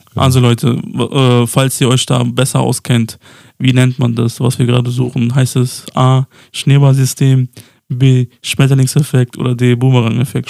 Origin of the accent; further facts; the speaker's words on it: Pristina, Kosovo; moved away; in meiner alten Heimat, also wo ich geboren wurde, im Kosovo, in Pristina